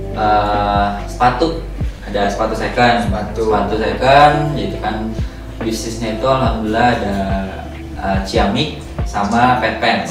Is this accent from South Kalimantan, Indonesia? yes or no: no; Bekasi, West Java, Indonesia; Gua asal Bekasi.